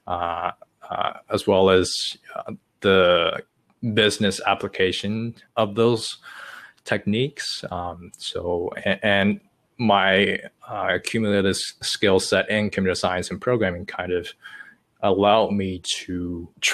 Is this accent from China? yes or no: yes; China; English is a second language; moved away as an adult; now in United States; English is my second language. I was born and raised in China to the age of 18